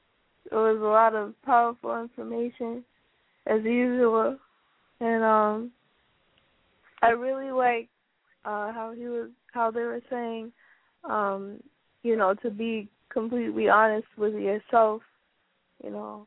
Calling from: Springfield, Massachusetts, United States; I'm calling from Springfield, Massachusetts.

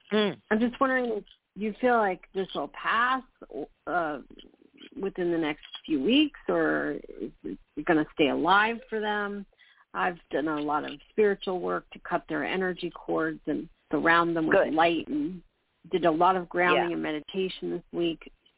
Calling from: Florida, United States; I'm calling from Florida.

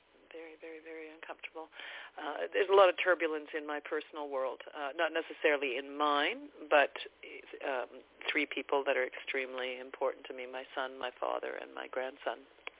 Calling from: Abbotsford, British Columbia, Canada; I'm calling from Abbotsford in British Columbia.

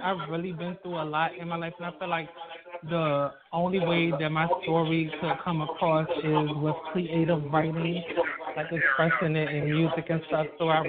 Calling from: Richmond, Virginia, United States; I'm calling from Richmond, Virginia.

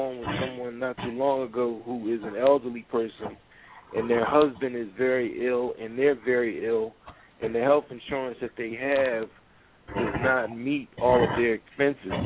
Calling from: Philadelphia, Pennsylvania, United States; I'm calling from Philadelphia

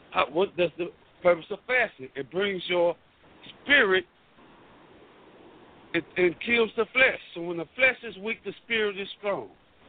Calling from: Chicago, Illinois, United States; from the Chicagoland area.

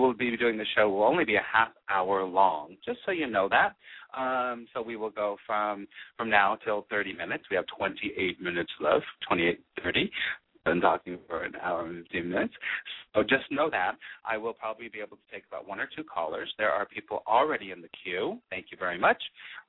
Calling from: California, United States; I am calling from California

